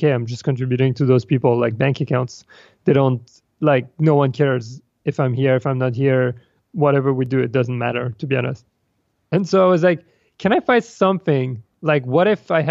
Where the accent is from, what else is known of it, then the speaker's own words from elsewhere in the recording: France; moved away as an adult; also born or lived in Paris; now in New York, United States; I come from France and was raised and like kind of formatted to either become an engineer